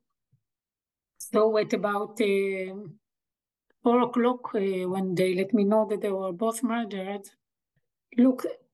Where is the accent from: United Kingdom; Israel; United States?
Israel; Jerusalem, Jerusalem District; now in Negev, Israel; I come originally from Jerusalem